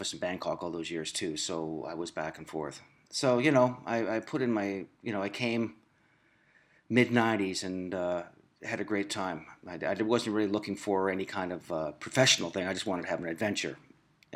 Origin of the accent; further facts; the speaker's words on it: Picton, Ontario, Canada; my friend Tim Morch, who is also from my hometown in Prince Edward County, Ontario, Picton